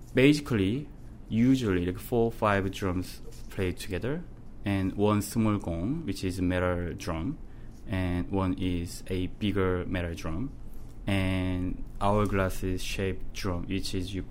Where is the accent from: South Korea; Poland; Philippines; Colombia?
South Korea; Suwon, Gyeonggi Province; English is a second language; moved away as an adult; now in Newfoundland, Canada; I'm growing up in a city named Suwon. Suwon is a city near Seoul